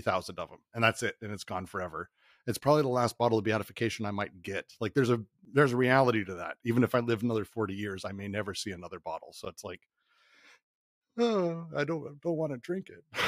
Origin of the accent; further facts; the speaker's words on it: Denver, Colorado, United States; I grew up in Denver